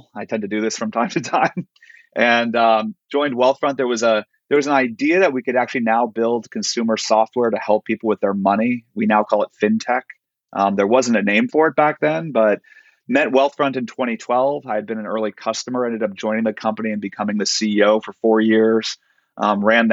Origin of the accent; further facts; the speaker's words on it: Silicon Valley, California, United States; I grew up in Silicon Valley.